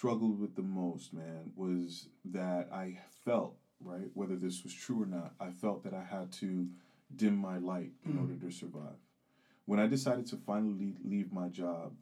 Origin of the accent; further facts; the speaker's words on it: United States; also born or lived in Geneva, Switzerland; I'm American